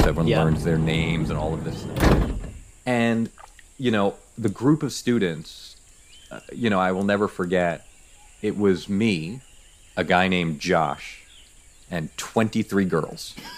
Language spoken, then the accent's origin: English; New York City, New York, United States; moved away as an adult; also born or lived in Nebraska; now in New York, United States; I'm originally from New York, but I lived out in Nebraska for 20 years